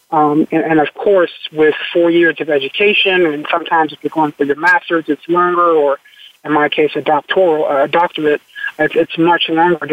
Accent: Washington, District of Columbia, United States; Growing up in Washington, D.C., I'm a native Washingtonian.

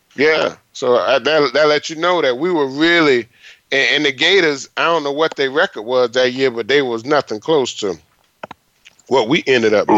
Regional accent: Florida, United States; I'm from Florida

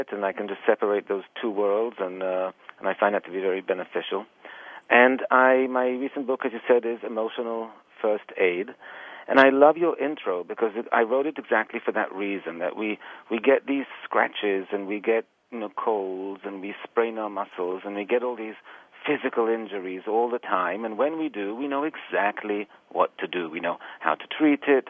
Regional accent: Israel; moved away as an adult; also born or lived in England; now in New York City, United States; I was born in England, but I was raised actually in Israel, and I've then came to the United States to do my graduate work, and I've been here quite a few years

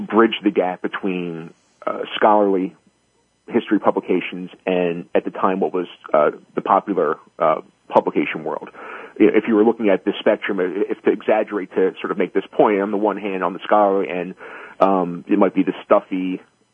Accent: New Jersey, United States; moved away as an adult; also born or lived in East Coast; I'm currently in New Jersey, which is where I grew up

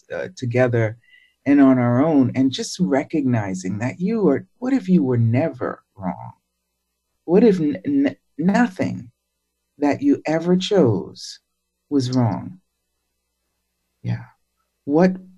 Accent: Boston, Massachusetts, United States; I grew up in Roxbury in Boston

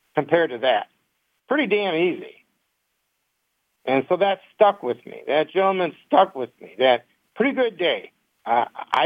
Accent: Detroit, Michigan, United States; We grew up in Detroit.

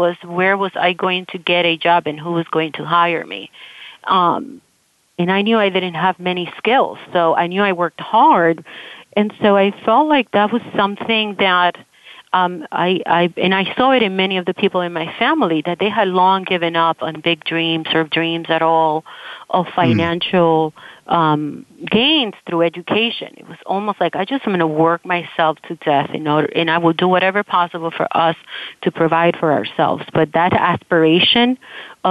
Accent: Las Piedras, Puerto Rico; moved away; also born or lived in New York City; I was born in Puerto Rico in a very tiny, tiny little town called Las Piedras

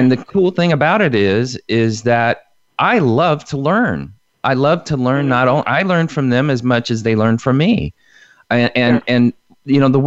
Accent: Indiana, United States; When I was a little kid, I grew up in Indiana on a, you know, in a little community

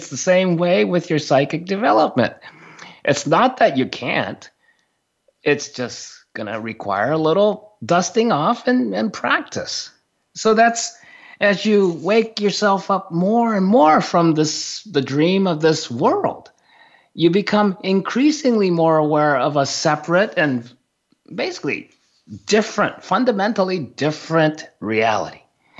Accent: Japan; first language Japanese; English is a second language; my first spoken language was Japanese. I grew up in Japan.

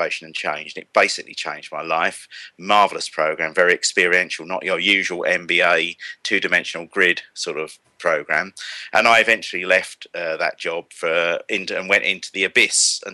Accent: Kent, South East England, United Kingdom; accent: estuary; I'm from Kent, actually, but I've frequently been confused with having an estuary accent

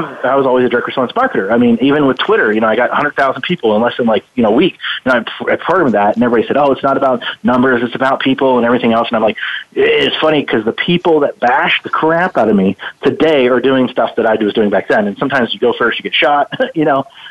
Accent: Youngstown, Ohio, United States; moved away; I was born in Ohio, in Youngstown, Ohio, down the stick or the Rust Belt, I guess we call it. That's where I was born

